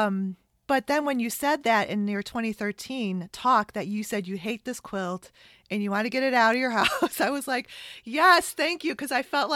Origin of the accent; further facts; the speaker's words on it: Chicago, Illinois, United States; I'm from Chicago